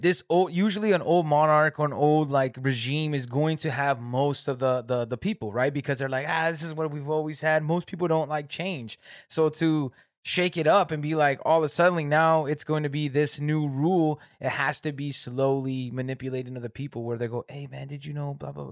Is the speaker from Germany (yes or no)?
no; Corona, California, United States; moved away as an adult; now in Michigan, United States; I'm from Southern California, Riverside, Corona area